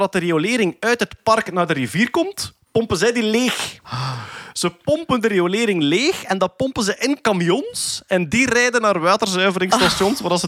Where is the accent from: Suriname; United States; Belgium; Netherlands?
Belgium; staan wij om vijf uur op, hè, als, als, als Belg.